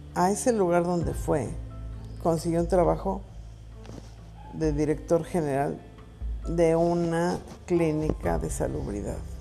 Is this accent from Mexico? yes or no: yes; Mexico City, Mexico; Nosotros somos del Distrito Federal